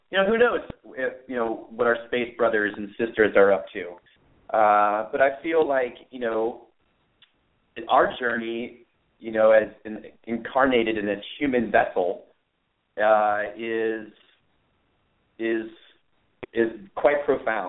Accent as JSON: {"language": "English", "town": "Los Altos", "region": "California", "country": "United States", "tie": "born or raised there", "also_born_or_lived": "Redwood City, California", "said": "So I'm from the Bay Area, Los Altos, California. And I was very blessed to grow up in Los Altos"}